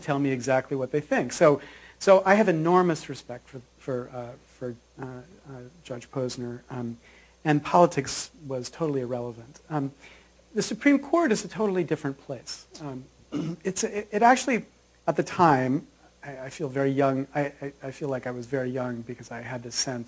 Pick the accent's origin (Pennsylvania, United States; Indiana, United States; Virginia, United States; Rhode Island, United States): Pennsylvania, United States; Williamsport; I grew up in a tiny little town in Pennsylvania called Williamsport